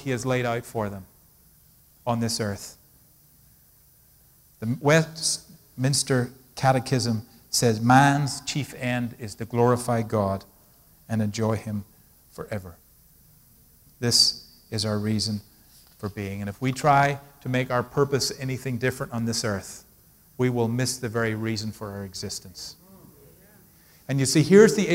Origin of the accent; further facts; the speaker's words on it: Ireland; now in United States; I grew up in Ireland